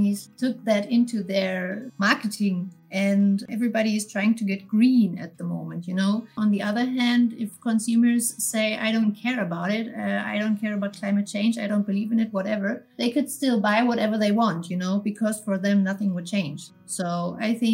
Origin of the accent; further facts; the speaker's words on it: Berlin, Germany; I'm from Berlin and I'm working for a fintech company